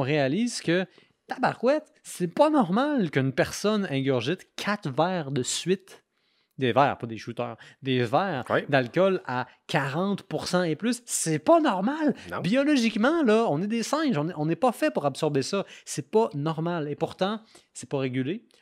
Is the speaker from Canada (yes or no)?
yes; Quebec City, Quebec, Canada; je viens de Québec